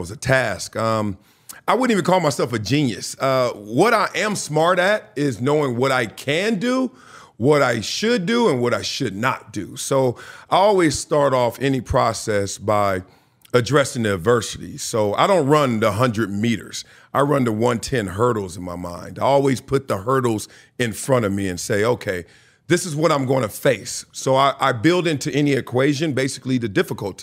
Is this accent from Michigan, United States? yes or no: no; Los Angeles, California, United States; also born or lived in Compton, California; I'm from Compton, California. Raised there to the age of 5 or 6. Then we moved to greener pastures, South Central